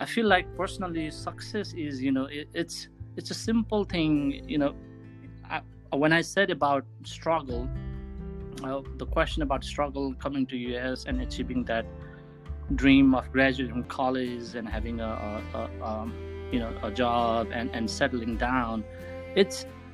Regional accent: Sindhuli, Bagmati, Nepal; moved away; when I was in Nepal growing up in Sindhuli and going to school

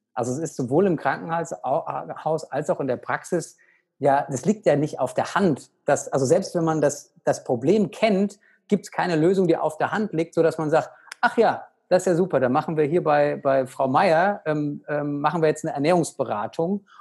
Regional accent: Aschaffenburg, Bavaria, Germany; ich bin aktuell zu Hause in Aschaffenburg, in meiner alten Heimat, in der Nähe von Frankfurt.

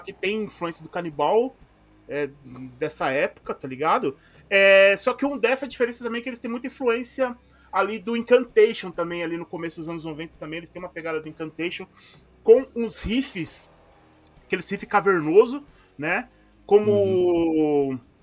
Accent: ABC, São Paulo, Brazil; accent: ABC, dragged R and S; eu sou daqui do ABC e aqui no ABC a gente tem a galera que fala que tem o, o, às vezes o R muito arrastado, o S muito arrastado

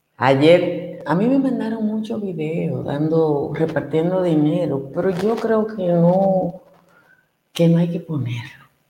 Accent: Nizao, Peravia, Dominican Republic; de mi pueblo, que está a dos horas de San Juan

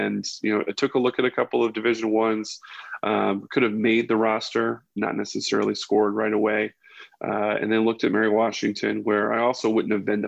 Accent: Bridgetown, Saint Michael, Barbados; also born or lived in Northern Virginia, United States / Mexico City, Mexico; I was born in Northern Virginia, but at 3 years old, my father worked at the State Department. We moved to Mexico City. After that, moved to Barbados. I lived in Bridgetown, Barbados when I was 7 and 8 years old.

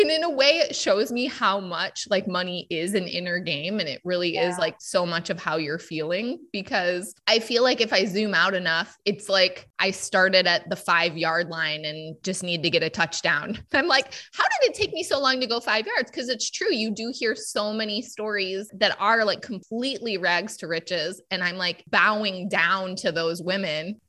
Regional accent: United States; I was born white in the United States to a middle-class family

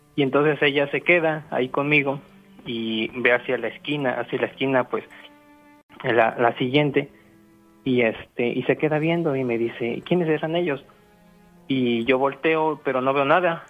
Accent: Zapopan, Jalisco, Mexico; yo soy de Zapopan

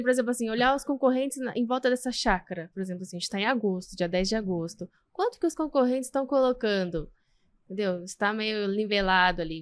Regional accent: Ibiúna, São Paulo, Brazil; Sou de Biúna

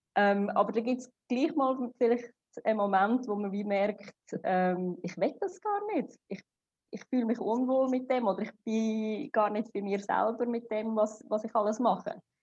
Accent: Switzerland; moved away as an adult; now in Dubai, United Arab Emirates; ich komme ursprünglich aus Sri Lanka, bin aber in der Schweiz aufgewachsen und auch geboren

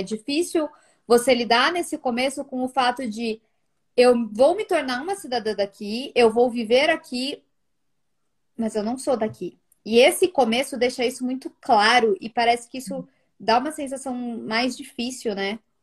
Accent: Guarulhos, São Paulo, Brazil; moved away as an adult; also born or lived in Milan, Italy; now in Italy; a gente veio do Guarulhos, São Paulo

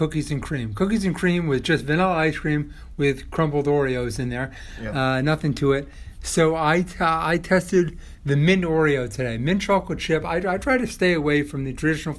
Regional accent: San Diego, California, United States; now in Rye, United States; growing up in San Diego, I'm a child of Baskin-Robbins

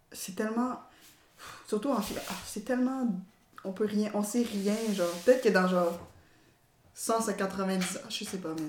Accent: DR Congo; also born or lived in Tanzania; moi je suis originaire du Congo. En fait, je me considère pas vraiment tanzanienne, pour de vrai, parce que dans le camp de réfugiés, il y avait toutes sortes de nationalités.

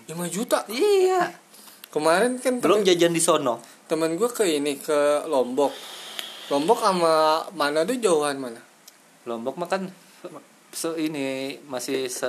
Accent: Cileungsi, West Java, Indonesia; gue mah gede gede di Cilengsi iya. asli gitu jadi pulang ngumpul teh di BPM ada tuh kampung di BPM di Cilengsi

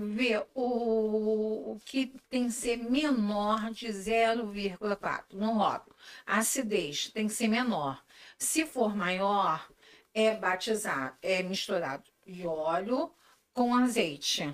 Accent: Macaé, Rio de Janeiro, Brazil; now in Niterói, Brazil; Sou de Macaé, moro aqui há 42 anos

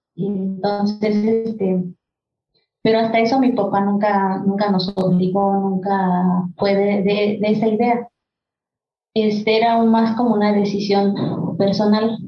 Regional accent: Huautla de Jiménez, Oaxaca, Mexico; first language Mazatec; Spanish is a second language; moved away; yo soy del, originaria de la comunidad que se llama Barranca Seca, Huautla de Jiménez, Oaxaca

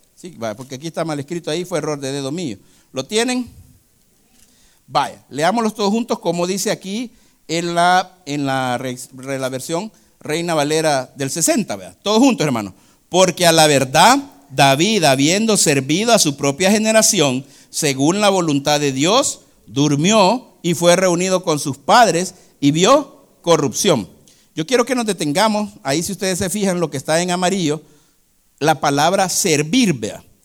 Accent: El Salvador

